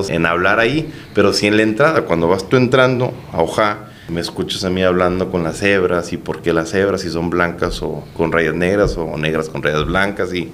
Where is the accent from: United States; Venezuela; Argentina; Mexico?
Mexico; Baja California; pues saber que como mexicanos y bajacalifornianos, pues la gente nos voltea a ver